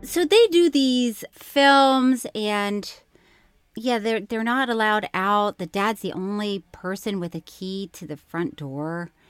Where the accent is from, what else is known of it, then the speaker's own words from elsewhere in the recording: Florida, United States; I grew up with, in Florida